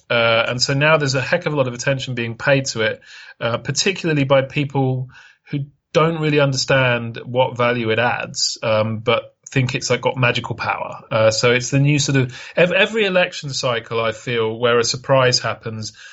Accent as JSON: {"language": "English", "country": "United Kingdom", "tie": "born or raised there", "said": "when I was a young lad growing up in Britain"}